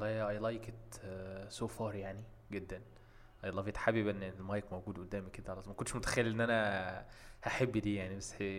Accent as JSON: {"language": "Arabic", "country": "Egypt", "said": "عندنا في مصر"}